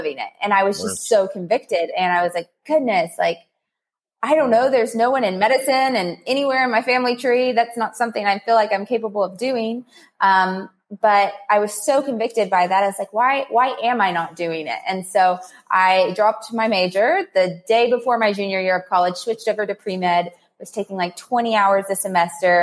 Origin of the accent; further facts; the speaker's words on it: Somerset, Kentucky, United States; I'm from Somerset, Kentucky, a little bitty town. I grew up with a mother